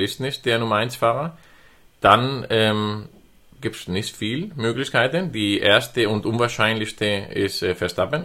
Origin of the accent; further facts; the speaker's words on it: Spain; moved away; als Spanier